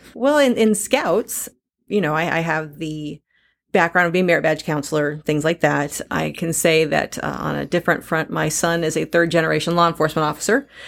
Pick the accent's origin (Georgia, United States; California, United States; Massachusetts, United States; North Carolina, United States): California, United States; San Diego; now in Missouri, United States; Growing up in San Diego